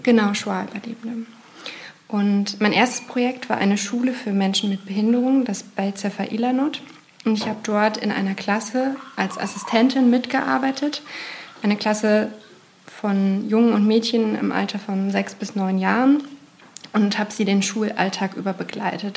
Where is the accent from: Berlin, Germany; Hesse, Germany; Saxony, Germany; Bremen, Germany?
Berlin, Germany; ich komme aus Berlin